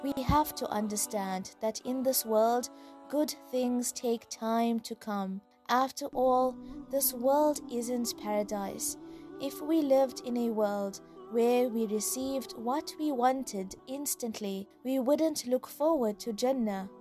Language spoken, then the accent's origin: English; South Africa; I'm a South African Muslim, school teacher, life coach, and an avid traveler.